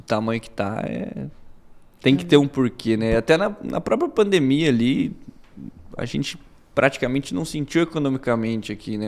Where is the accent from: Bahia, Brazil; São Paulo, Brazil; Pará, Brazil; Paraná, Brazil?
Bahia, Brazil; Eu nasci aqui, então meu pai e minha mãe me tiveram aqui. É, sou baiano